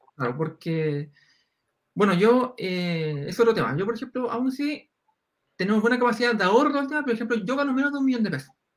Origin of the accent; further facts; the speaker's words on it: Concepción, Biobío, Chile; yo soy de Concepción